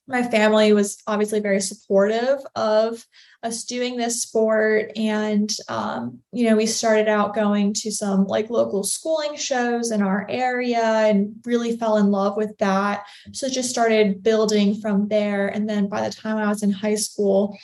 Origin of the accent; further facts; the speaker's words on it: Newport News, Virginia, United States; I grew up in Newport News, Virginia